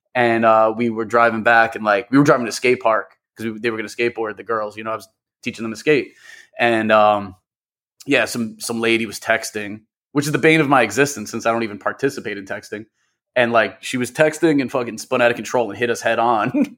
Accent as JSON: {"language": "English", "region": "New York", "country": "United States", "tie": "born or raised there", "said": "I'm an M C producer, born and raised in New York"}